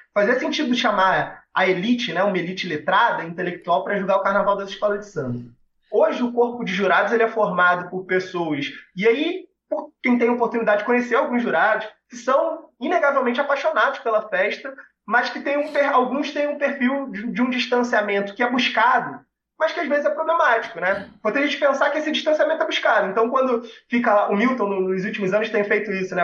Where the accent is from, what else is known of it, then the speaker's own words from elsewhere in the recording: Rio de Janeiro, Brazil; nasci no Andaraí, sou salgueirense, numa família de salgueirenses, cresci no Salgueiro